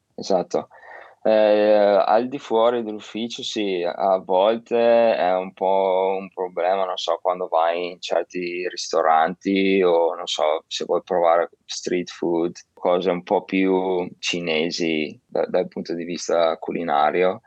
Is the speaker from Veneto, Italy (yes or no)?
yes; Verona, Veneto, Italy; now in Shanghai, China; Io che vengo da Verona